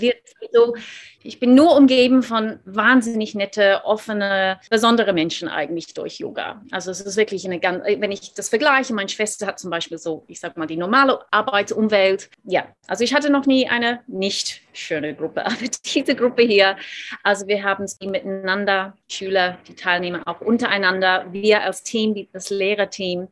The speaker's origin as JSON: {"language": "German", "country": "Australia", "tie": "born or raised there", "also_born_or_lived": "Seoul, South Korea", "second_language": "German", "moved": "as an adult", "lives_now": "Munich, Germany", "said": "Ich dachte immer, ich bin Australierin, ich bin in Australien aufgewachsen"}